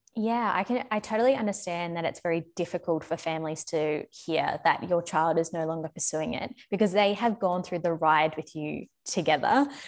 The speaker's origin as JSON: {"language": "English", "country": "Australia", "tie": "born or raised there", "also_born_or_lived": "London", "moved": "as an adult", "said": "back in my home country in Australia"}